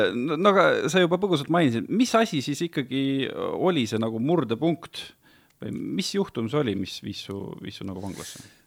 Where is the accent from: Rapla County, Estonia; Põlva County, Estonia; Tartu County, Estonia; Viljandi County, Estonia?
Viljandi County, Estonia; mina olen ka Viljandimaalt pärit